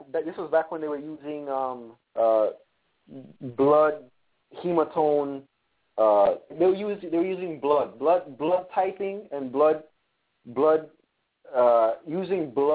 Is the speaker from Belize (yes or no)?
yes; Punta Gorda, Toledo District, Belize; moved away; I'm from Punta Gorda, Belize